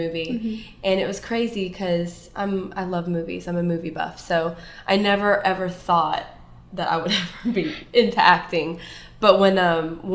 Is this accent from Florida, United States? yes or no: yes; Pensacola, Florida, United States; I am here born and raised from Pensacola, Florida. I've never lived anywhere else